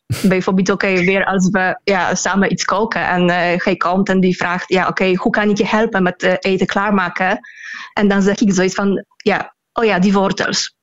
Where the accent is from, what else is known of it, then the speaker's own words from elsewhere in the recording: Poland; Dutch is a second language; ik in het Pools doe